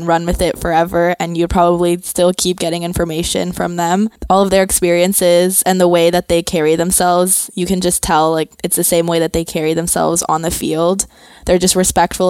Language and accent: English; Bogota, Colombia; moved away; I'm from Colombia